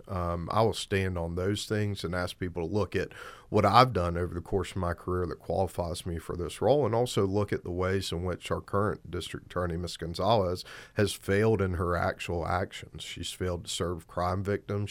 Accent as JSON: {"language": "English", "town": "Albany", "region": "Georgia", "country": "United States", "tie": "born or raised there", "also_born_or_lived": "Athens, Georgia / St. Louis, Missouri / Atlanta, Georgia", "said": "I was born and raised in Southwest Georgia"}